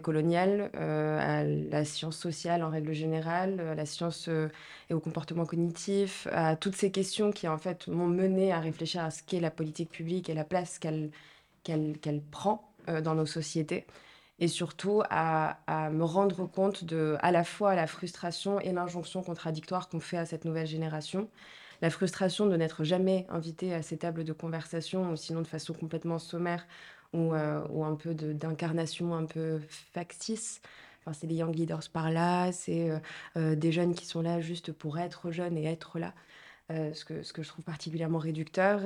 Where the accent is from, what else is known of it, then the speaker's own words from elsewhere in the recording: Marrakech, Marrakesh-Safi, Morocco; moved away as an adult; now in France; je suis marocaine, donc je suis née, j'ai grandi à Marrakech